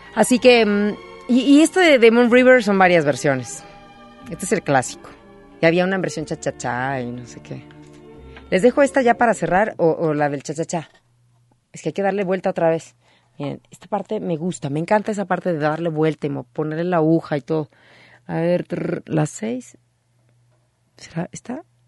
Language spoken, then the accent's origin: Spanish; Naucalpan, State of Mexico, Mexico; mi pueblo, Naucalpan